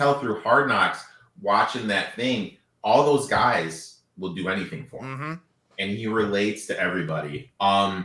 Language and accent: English; Michigan, United States; I'm from Michigan, huge Lions fan